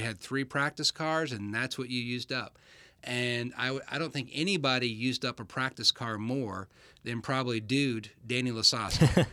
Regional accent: Michigan, United States; I was born in Michigan.

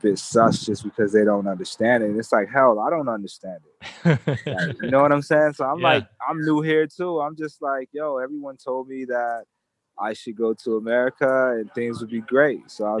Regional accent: Japan; But myself, I'm actually from Japan.

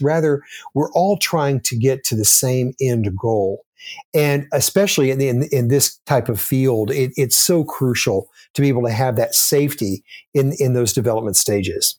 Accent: Austin, Texas, United States; moved away; I grew up in Austin, Texas, and lived there most of my childhood

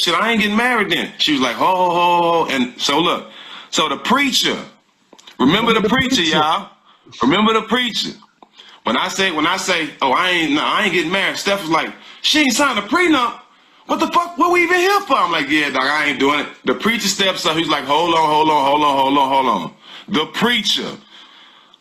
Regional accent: Port Arthur, Texas, United States; I'm from Texas. I'm from Port Arthur, which is an hour from Houston

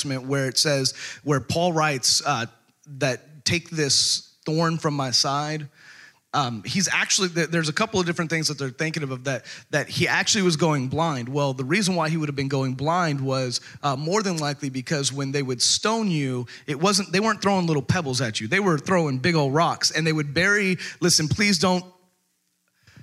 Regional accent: Texas, United States; moved away; I was born and raised in Texas

